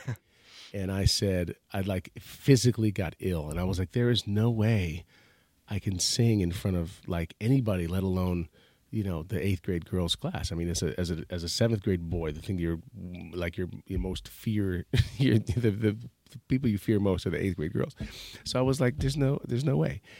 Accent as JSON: {"language": "English", "town": "Stratford", "region": "Connecticut", "country": "United States", "tie": "born or raised there", "said": "I grew up in Stratford, Connecticut"}